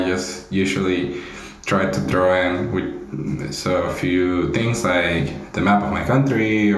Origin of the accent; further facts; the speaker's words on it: Panama; I am from Panama.